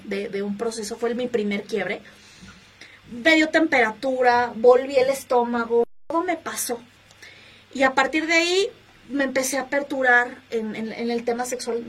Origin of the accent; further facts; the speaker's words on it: Mexico City, Mexico; soy originaria aquí de la Ciudad de México